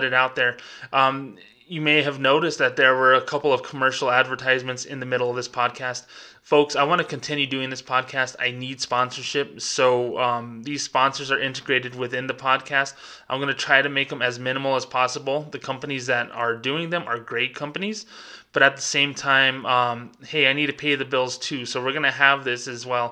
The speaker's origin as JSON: {"language": "English", "region": "New Mexico", "country": "United States", "said": "I'm not even from Mexico, I'm from New Mexico, United States of America"}